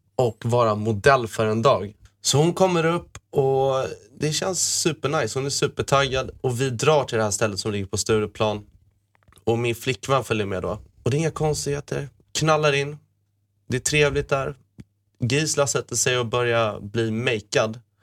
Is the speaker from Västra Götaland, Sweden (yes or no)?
no; Malmö, Skåne, Sweden; also born or lived in Åkarp; när vi bodde i Malmö när vi var små på Lindängen